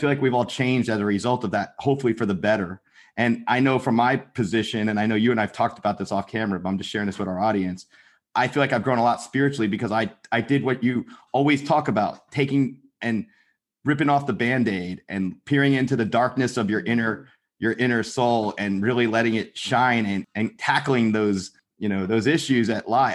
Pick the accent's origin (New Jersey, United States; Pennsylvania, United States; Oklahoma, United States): New Jersey, United States; We're both from New Jersey